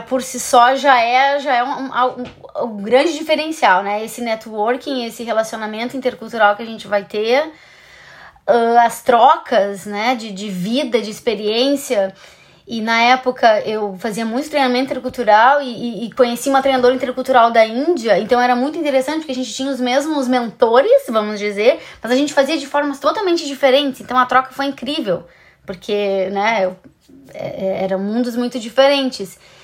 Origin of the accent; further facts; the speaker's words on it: Brazil; a gente, como brasileiro